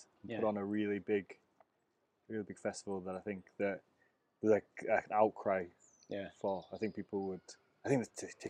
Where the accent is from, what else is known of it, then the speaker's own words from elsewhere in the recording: United Kingdom; being British